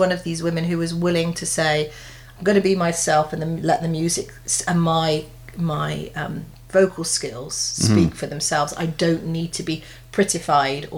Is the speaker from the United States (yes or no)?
no; England, United Kingdom; as a Brit, and full disclosure, an English Brit